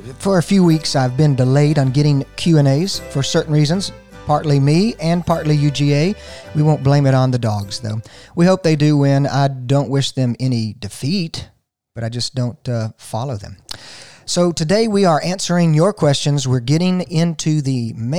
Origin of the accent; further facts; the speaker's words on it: Gainesville, Georgia, United States; I left my hometown of Gainesville, just south of here